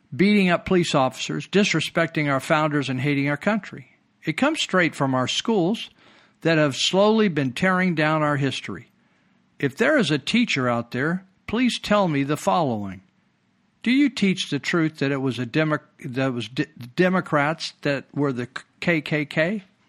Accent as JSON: {"language": "English", "town": "Marysville", "region": "California", "country": "United States", "tie": "born or raised there", "said": "when I was raised in Marysville"}